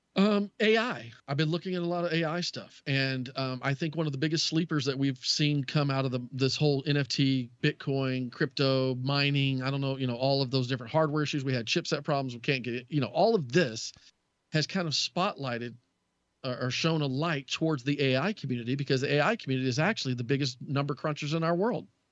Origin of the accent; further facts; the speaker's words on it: Southern United States, United States; accent: Southern Texas; moved away as an adult; also born or lived in Texas; now in Wisconsin, United States; as a Southerner, it's just what we do.